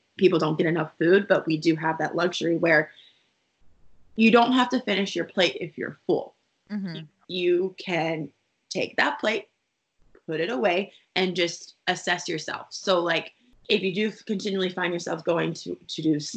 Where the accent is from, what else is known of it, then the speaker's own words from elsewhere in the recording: Texas, United States; I'm from Texas